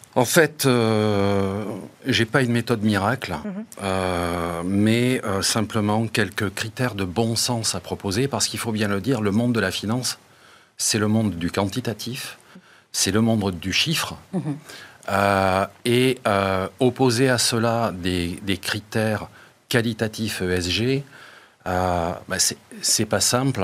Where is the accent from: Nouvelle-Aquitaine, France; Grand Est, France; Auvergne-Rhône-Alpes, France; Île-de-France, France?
Nouvelle-Aquitaine, France; Bordeaux; chez moi à Bordeaux